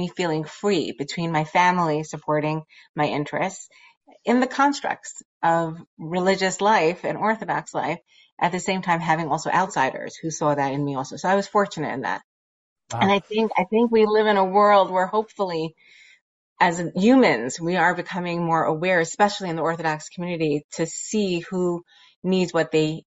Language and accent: English; New York City, New York, United States; growing up in Borough Park